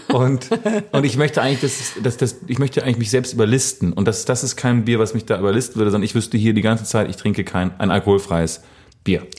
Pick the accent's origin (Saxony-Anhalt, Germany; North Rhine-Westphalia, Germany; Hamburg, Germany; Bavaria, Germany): North Rhine-Westphalia, Germany; Bad Laasphe; moved away; aus dem kleinen, feinen Ort Bad Larsve, wo ich aufgewachsen bin